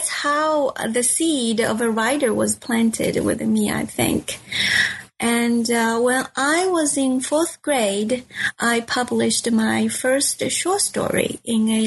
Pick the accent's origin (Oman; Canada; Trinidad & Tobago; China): China; Wenzhou, Zhejiang; English is a second language; moved away as an adult; now in Texas, United States; I was born in Wenzhou, Zhejiang province